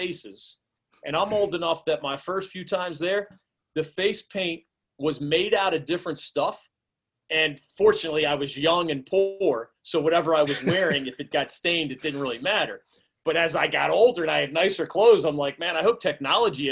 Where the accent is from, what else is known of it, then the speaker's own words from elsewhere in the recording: Philadelphia, Pennsylvania, United States; moved away; also born or lived in North Carolina; growing up in Philly